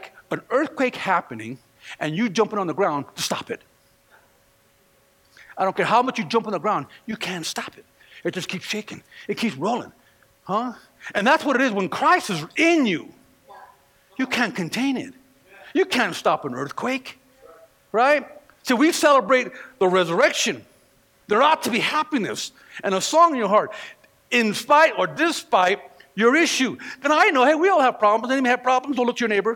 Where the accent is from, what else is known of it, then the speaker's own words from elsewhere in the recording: California, United States; moved away; I'm from California